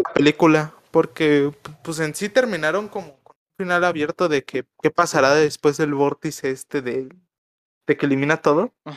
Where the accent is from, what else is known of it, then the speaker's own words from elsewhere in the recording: Mexico; como mexicano te lo tengo que reconocer